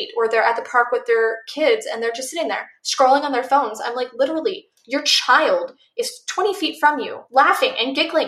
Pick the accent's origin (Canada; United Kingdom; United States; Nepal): United States; Missouri; now in Arizona, United States; I grew up in Missouri and I'm now in Arizona